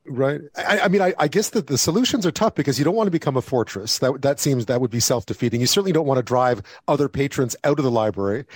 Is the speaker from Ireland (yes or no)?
no; Montreal, Quebec, Canada; now in Toronto, Canada; I grew up in Montreal